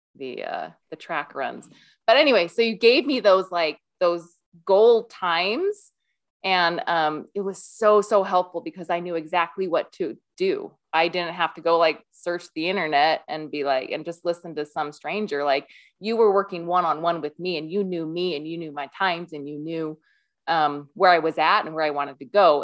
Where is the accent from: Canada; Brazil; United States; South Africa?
United States; Iowa; moved away as an adult; now in Utah, United States; I live in Utah. I grew up in Iowa and, uh, came out to Utah for school, for college